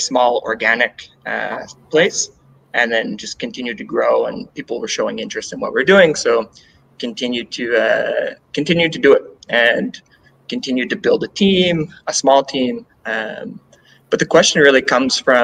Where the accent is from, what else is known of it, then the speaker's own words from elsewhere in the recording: Canada; now in Ecuador; I'm Canadian